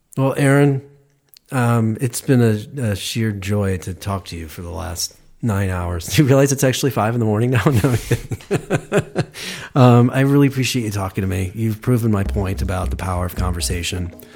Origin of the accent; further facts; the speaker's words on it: just outside Cleveland, Ohio, United States; I'm from Ohio